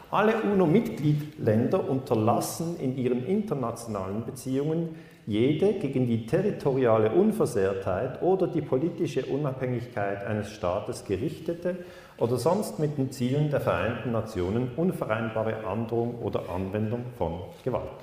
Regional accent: Switzerland

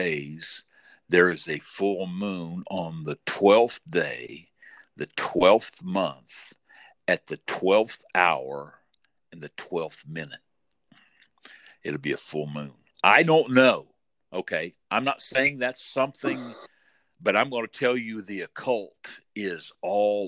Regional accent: Southern Indiana, United States; growing up in the Midwest, you know. In Southern Indiana

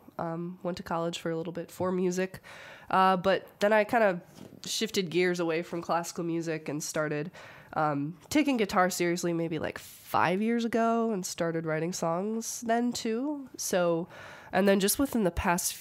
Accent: Munster, Indiana, United States; also born or lived in Los Angeles, California; I've lived in Munster for most of my life

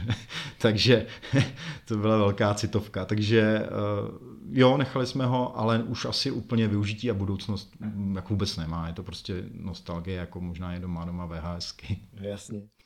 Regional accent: Semily, Liberec Region, Czechia; moved away as an adult; now in Jičín, Czechia; já jsem semilák, takže já jsem ze Semil, pro ty, co neví, tak je to liberecký kraj, je to asi 30 km odseď.

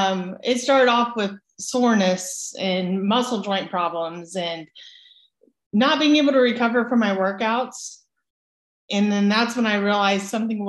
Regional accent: Emporia, Kansas, United States; moved away; I grew up in Kansas on a farm and got into athletics pretty early age in Emporia

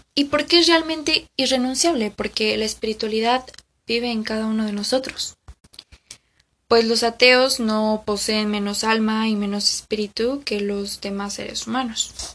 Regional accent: Mexico; aquí en mi país, que es México

